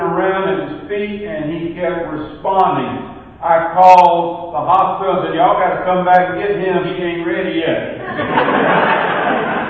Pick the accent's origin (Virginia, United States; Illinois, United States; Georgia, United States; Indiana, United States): Georgia, United States; Porterdale; I was raised in Porterdale, Georgia